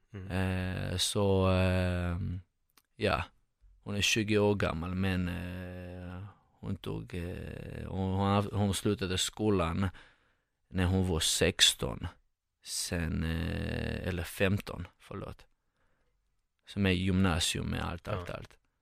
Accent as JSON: {"language": "Swedish", "region": "Moscow", "country": "Russia", "tie": "born or raised there", "also_born_or_lived": "Georgia / Saint Petersburg, Russia", "second_language": "Swedish", "moved": "as an adult", "lives_now": "Sweden", "said": "sen eh, i Moskva 15-14 år. Så jag eh, gick, till, gick i skolan där och eh, växte upp där i Ryssland."}